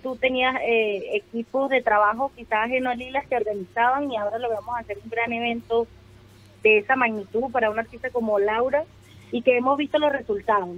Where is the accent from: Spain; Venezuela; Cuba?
Venezuela; now in Chile; mis mismos paisanos venezolanos